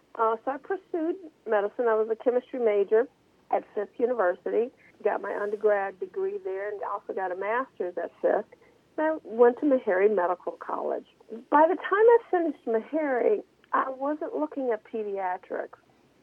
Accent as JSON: {"language": "English", "town": "Louisville", "region": "Kentucky", "country": "United States", "tie": "born or raised there", "said": "I'm from Louisville, Kentucky. I was born and educated there."}